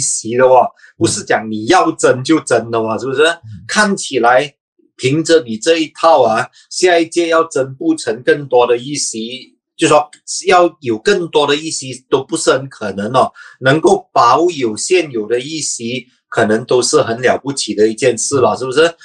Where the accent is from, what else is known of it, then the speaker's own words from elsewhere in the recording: Sabah, Malaysia; 我是沙巴人